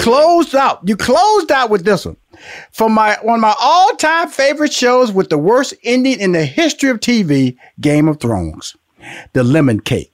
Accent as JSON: {"language": "English", "town": "Houston", "region": "Texas", "country": "United States", "also_born_or_lived": "Louisiana", "said": "I'm from Houston, Texas, by way of Louisiana"}